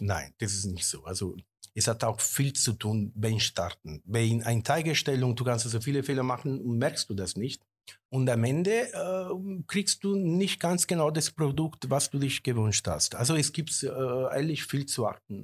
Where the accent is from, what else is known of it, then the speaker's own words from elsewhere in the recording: Sarno, Campania, Italy; German is a second language; now in Germany; wir sind von Kampagnen da unten, also wir kommen aus Sarno